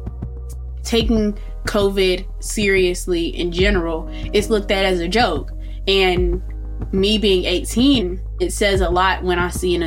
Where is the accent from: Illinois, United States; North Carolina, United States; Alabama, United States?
Alabama, United States; Montgomery; I'm from Montgomery, Alabama